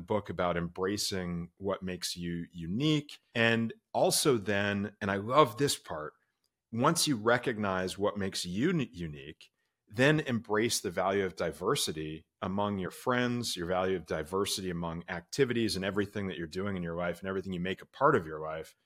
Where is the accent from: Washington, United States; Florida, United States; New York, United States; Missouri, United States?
Florida, United States; Orlando; moved away; my hometown. I grew up in Orlando, Florida